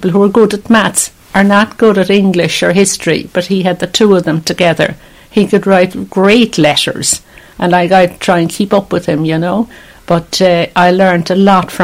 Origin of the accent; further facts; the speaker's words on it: Cork, Munster, Ireland; moved away; Cork City, it's Glasheen Road near UCC.